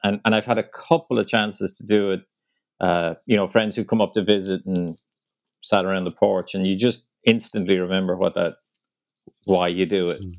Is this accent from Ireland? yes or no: yes; Ireland; moved away as an adult; now in New York, United States; I did manage to sneak in one trip back home to Ireland last month